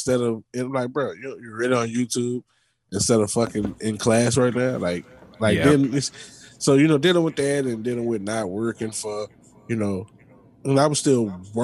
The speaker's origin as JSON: {"language": "English", "town": "New Orleans", "region": "Louisiana", "country": "United States", "tie": "born or raised there", "also_born_or_lived": "Bay Area, California", "moved": "yes", "lives_now": "Houston, United States", "said": "being from New Orleans"}